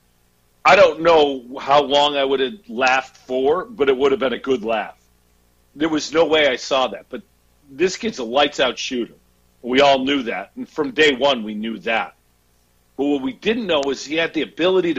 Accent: Central New York, United States; I grew up in Central New York

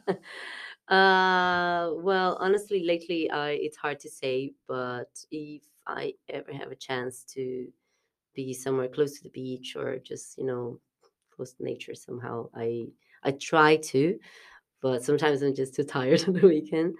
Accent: South Brazil, Brazil; moved away as an adult; also born or lived in Portugal; now in Dublin, Ireland; it's close to s, to where I'm from, it's south, south of Brazil

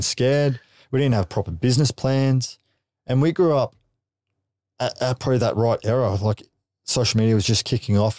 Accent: Gold Coast, Queensland, Australia; we grew up on the Goldie

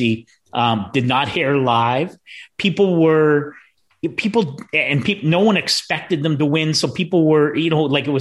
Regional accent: Essex, Ontario, Canada; I was in grade 12 at Essex District High School

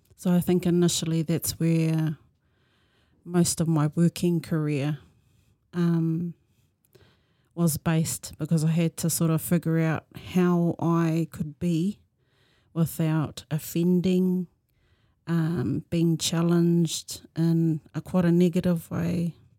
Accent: Tokoroa, Waikato, New Zealand; moved away; I was born and bred in Tokoro

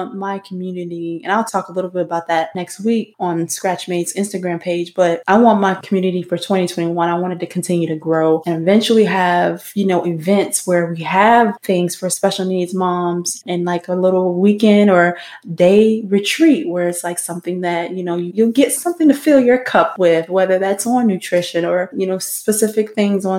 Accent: Florida, United States; I'm from Florida. I live in Sarasota

